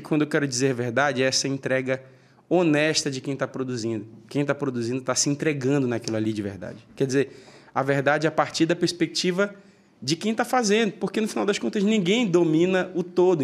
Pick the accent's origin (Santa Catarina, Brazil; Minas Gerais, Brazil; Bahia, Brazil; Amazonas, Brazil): Amazonas, Brazil; Manaus; now in São Paulo, Brazil; saí de Manaus com uma mala